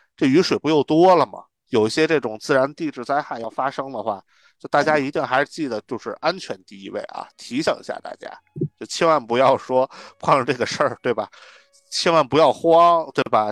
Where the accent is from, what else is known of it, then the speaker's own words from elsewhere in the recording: northern China, China; now in Beijing, China; 咱们北方人，可能在平原地区长大